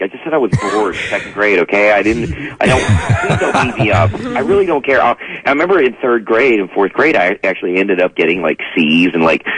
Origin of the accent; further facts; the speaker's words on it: North Carolina, United States; I'm from North Carolina